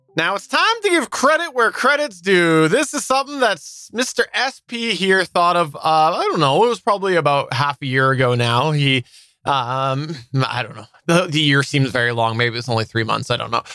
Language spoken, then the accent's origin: English; Canada; as a Canadian